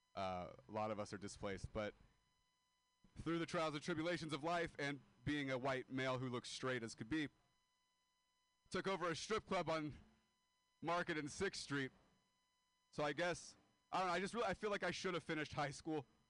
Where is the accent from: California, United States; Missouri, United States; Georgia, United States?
California, United States; Modesto; moved away; I am a dropout from Modesto, California.